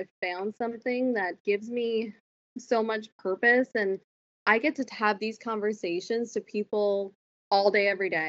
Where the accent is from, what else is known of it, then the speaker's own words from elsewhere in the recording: Miramichi, New Brunswick, Canada; moved away as an adult; now in Moncton, Canada; I'm originally from Miramichi, New Brunswick, and I moved probably 4 years ago to Moncton, and now I live right outside of Moncton with my boyfriend.